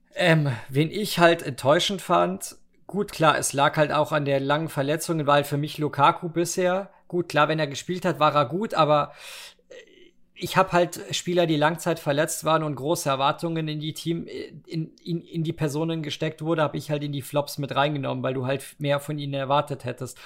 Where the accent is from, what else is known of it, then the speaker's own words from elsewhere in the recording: Germany; ich eine deutsche Kartoffel bin